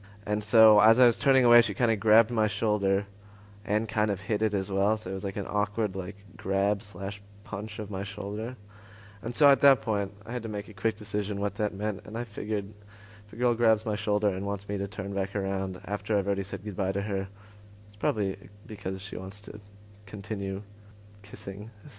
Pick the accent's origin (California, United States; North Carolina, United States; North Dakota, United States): North Carolina, United States; Chapel Hill; now in Paris, France; I'm from Chapel Hill, North Carolina, and I am 20 and not in a relationship.